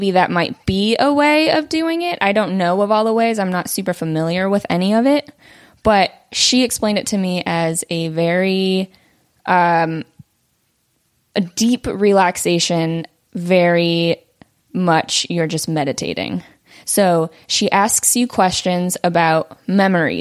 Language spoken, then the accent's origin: English; Simi Valley, California, United States; first language Vietnamese; English is a second language; I grew up here in the Valley